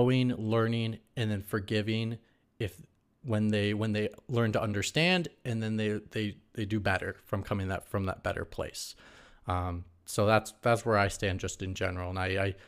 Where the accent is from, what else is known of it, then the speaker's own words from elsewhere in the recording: Midwest, United States; I come from the Midwest